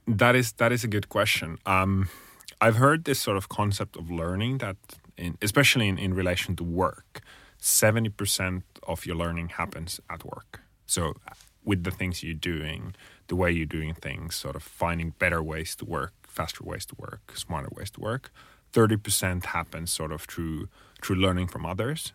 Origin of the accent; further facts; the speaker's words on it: Finland; I'm originally from Finland